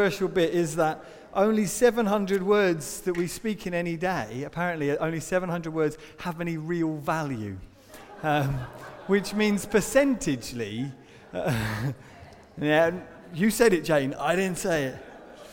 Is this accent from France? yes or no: no; United Kingdom; as British people